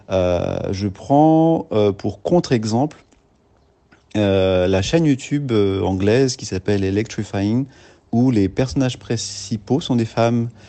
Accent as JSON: {"language": "French", "country": "France", "said": "ici chez nous en France."}